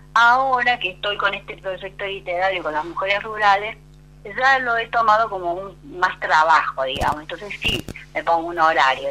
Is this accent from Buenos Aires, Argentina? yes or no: no; San Luis, Argentina; yo soy oriunda de la provincia de San Luis Capital. es un 25 de agosto, día de San Luis, así que soy muy puntana